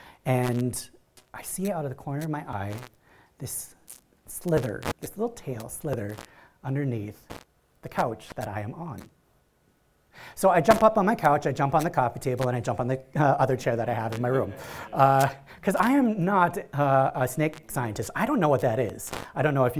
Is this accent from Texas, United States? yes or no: no; Iron Range, northern Minnesota, United States; moved away as an adult; now in Cambodia; I grew up in northern Minnesota on the Iron Range.